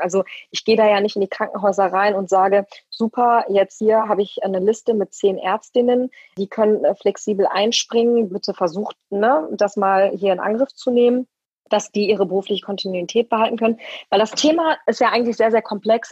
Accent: Ruhr area, North Rhine-Westphalia, Germany; moved away as an adult; now in Leipzig, Germany; Ich komme aus dem Ruhrgebiet und habe auch im Rheinland studiert ganz lange

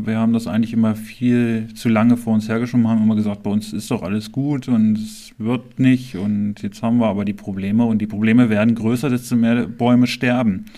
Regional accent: Clausthal-Zellerfeld, Lower Saxony, Germany; Ich bin hier im Krankenhaus geboren, ich bin hier aufgewachsen

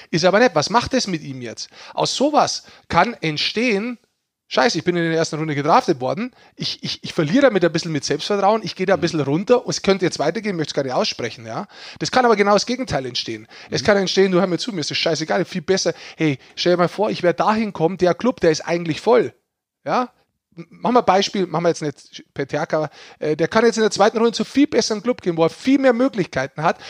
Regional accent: Germany; als Deutscher

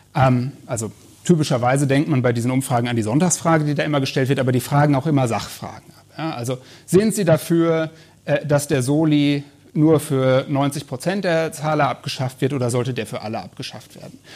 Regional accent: North Rhine-Westphalia, Germany; ich komme aus Nordrhein-Westfalen

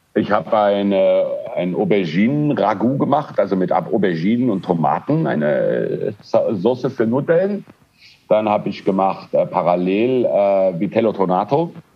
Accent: Frankfurt, Hesse, Germany; born or raised there; moved away as an adult; also born or lived in Düsseldorf / Milan; now in Spain

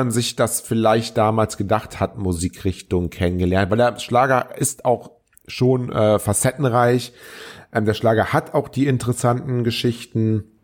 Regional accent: Troisdorf, North Rhine-Westphalia, Germany; also born or lived in Cologne; ich bin ja Kölner, aber ich bin damals ähm, aufgewachsen in Troisdorf. Die hier aus der Gegend kommen, die werden das wissen.

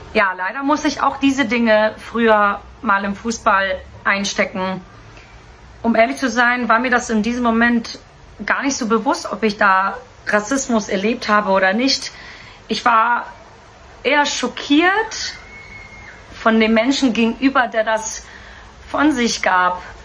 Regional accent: Hamburg, Germany; Weil ich als gebürtige Hamburgerin, ähm, ich, ich, ich kann Deutsch sprechen, ich bin hier aufgewachsen

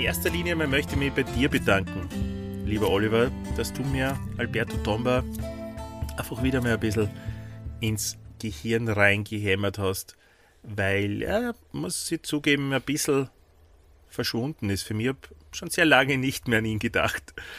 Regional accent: Austria; accent: Austrian; auf Österreichisch

